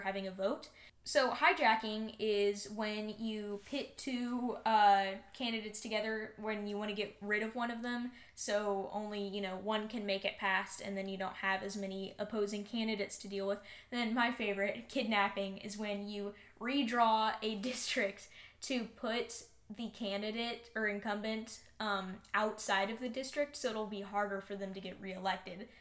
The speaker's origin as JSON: {"language": "English", "town": "Austin", "region": "Texas", "country": "United States", "tie": "born or raised there", "said": "my hometown of austin"}